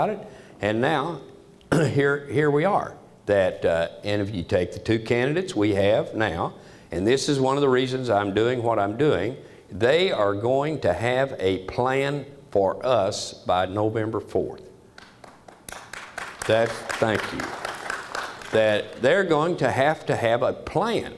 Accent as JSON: {"language": "English", "country": "United States", "said": "I am an American"}